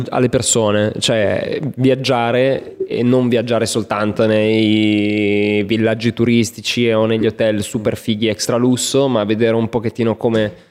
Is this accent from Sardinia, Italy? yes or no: no; Milan, Lombardy, Italy; da milanese ribadisco che non è che ha viaggiato